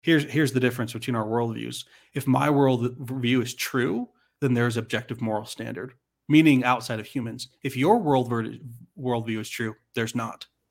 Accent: Arizona, United States; I'm from Arizona, but I served a full-time mission in Salt Lake City

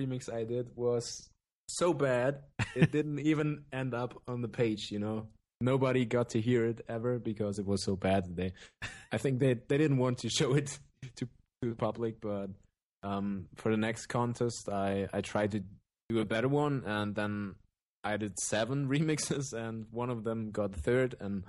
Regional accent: Germany; from Germany. I'm 26 years old

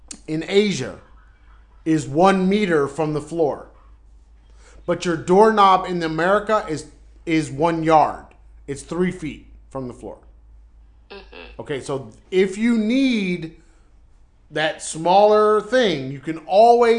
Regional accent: United States; moved away as an adult; also born or lived in Alabama; now in Foshan, China; we're American

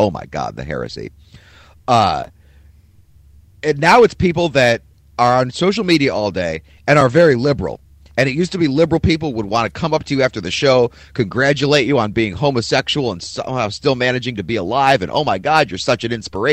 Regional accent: Cleveland, Ohio, United States; now in Philadelphia, United States; the shitty teams I grew up watching in Cleveland

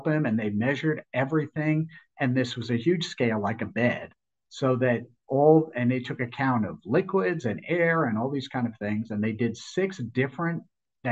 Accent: Smithtown, New York, United States; also born or lived in Stony Brook, New York; now in Florida, United States; I grew up in Smithtown and in Stony Brook.

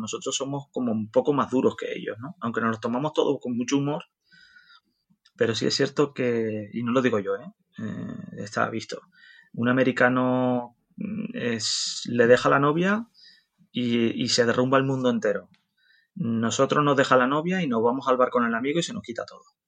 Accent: Canary Islands, Spain; also born or lived in Netherlands; Nosotros los canarios nos, consideramos más latinos que, europeos

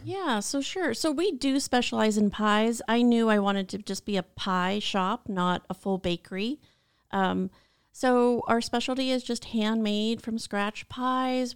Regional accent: Washington, United States; moved away as an adult; also born or lived in Long Beach, California; now in California, United States; born and raised in Washington and wanted to live in California for the sun and the beach

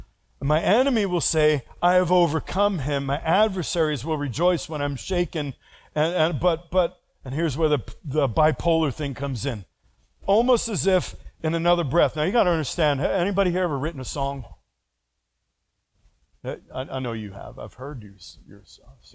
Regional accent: New York, United States; accent: New York; It's just the frankness of speech I grew up with.

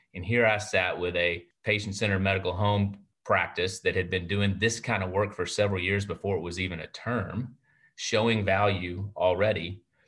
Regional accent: Hillsboro, Texas, United States; I was born in Hillsboro, Texas, and there's only three doctors there

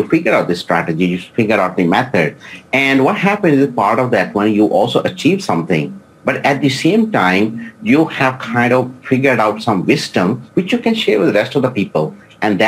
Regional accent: India; now in Singapore; I was born in India.

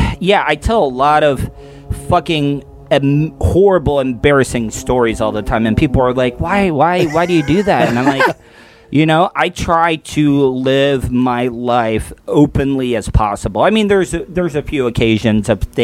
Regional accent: DeLeon Springs, Florida, United States; also born or lived in Orlando, Florida / Tampa, Florida; I grew up in DeLeon Springs, Florida, which is right on the edge

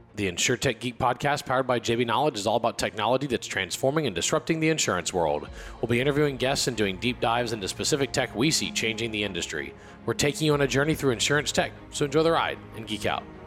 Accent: Michigan, United States; moved away as an adult; now in San Antonio, United States; I grew up in Michigan

